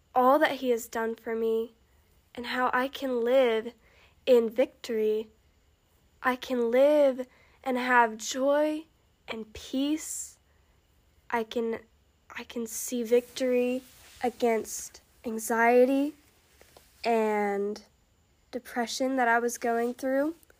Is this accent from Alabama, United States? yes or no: yes; Alabama, United States; I am from Alabama. If you can't tell, cause I just I just said y'all